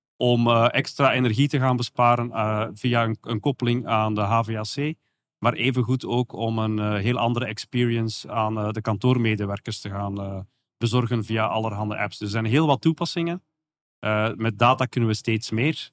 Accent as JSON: {"language": "Dutch", "country": "Belgium", "accent": "soft G", "said": "zoals je kan horen aan mijn zachte G"}